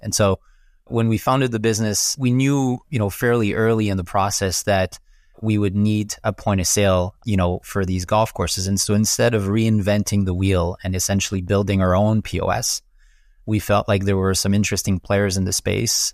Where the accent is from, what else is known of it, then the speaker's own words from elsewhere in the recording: Quebec, Canada; accent: French Canadian; also born or lived in Montreal; as I'm sure you can pick up from my funky accent, I'm, I'm French Canadian, so based out of Montreal